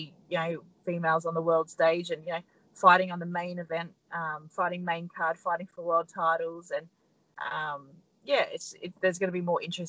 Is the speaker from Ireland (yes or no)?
no; Australia; We're very, very lucky to be Australians.